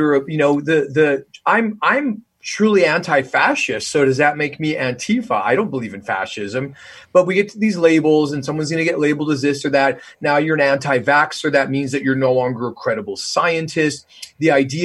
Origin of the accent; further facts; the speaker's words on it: Canada; moved away as an adult; now in United States; I'm Canadian, so I already come from a more socialistic country. And, you know, I've been here for 20 years